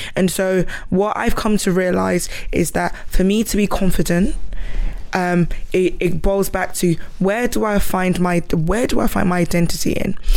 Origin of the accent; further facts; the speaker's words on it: Ghana; moved away; I wasn't born here. I came from Ghana